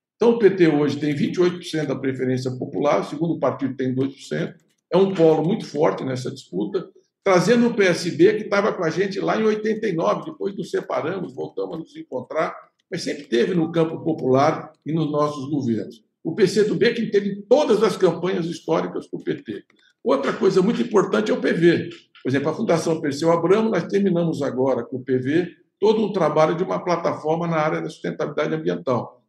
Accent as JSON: {"language": "Portuguese", "town": "Santos", "region": "São Paulo", "country": "Brazil", "tie": "born or raised there", "said": "nós dois nascemos em Santos"}